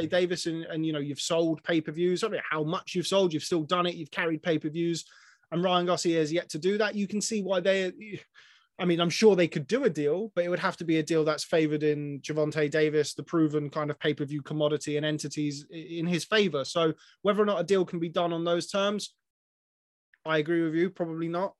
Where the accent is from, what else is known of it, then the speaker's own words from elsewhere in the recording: England, United Kingdom; I'm an Englishman